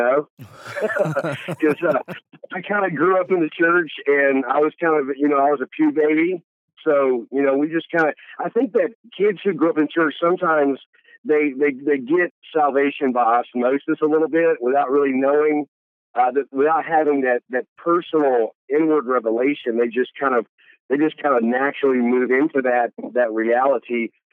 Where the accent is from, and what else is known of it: Columbus, Mississippi, United States; born or raised there; also born or lived in Birmingham, Alabama